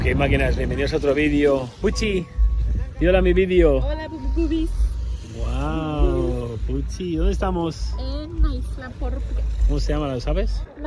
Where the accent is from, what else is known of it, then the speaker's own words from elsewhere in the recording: Community of Madrid, Spain; soy español, nací en España, en Madrid, en un, pequeño municipio del norte de Madrid.